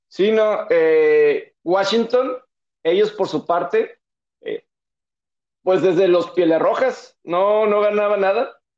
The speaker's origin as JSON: {"language": "Spanish", "town": "Monterrey", "region": "Nuevo León", "country": "Mexico", "said": "soy la Sultana del Norte en Monterrey"}